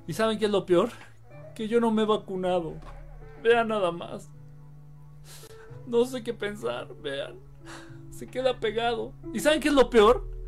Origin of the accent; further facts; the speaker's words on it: Mexico; Yo soy de México, pero me gusta viajar a las montañas.